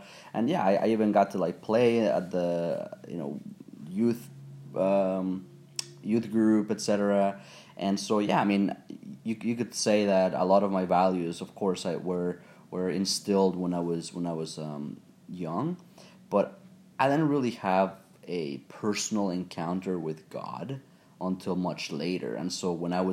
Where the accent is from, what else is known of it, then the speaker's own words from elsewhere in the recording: Mexico; I was born and raised in Mexico